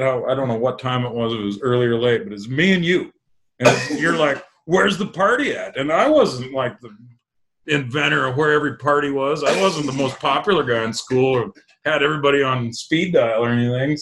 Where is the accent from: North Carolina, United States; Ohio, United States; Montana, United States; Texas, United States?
Montana, United States; Jordan; I'm from Eastern Montana. We're isolated as hell.